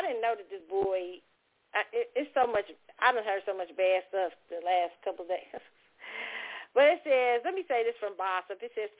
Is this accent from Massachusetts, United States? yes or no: no; New York City, New York, United States; And growing up in New York City, it's a very different thing.